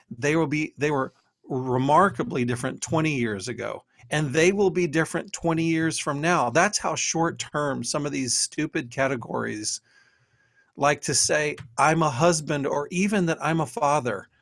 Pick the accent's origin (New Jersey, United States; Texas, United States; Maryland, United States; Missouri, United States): Texas, United States; now in Ohio, United States; if you looked on my birth certificate, it would say I'm from Texas